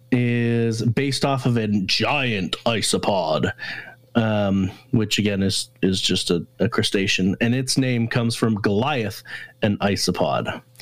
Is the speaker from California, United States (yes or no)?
no; Nashville, Tennessee, United States; I'm from Nashville.